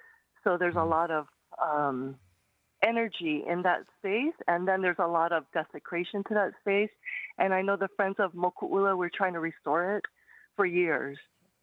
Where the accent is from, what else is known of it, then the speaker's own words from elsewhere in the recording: Maui, Hawaii, United States; also born or lived in Lahaina; now in Oahu, United States; I'm on Oahu now, but I am born and raised on Maui.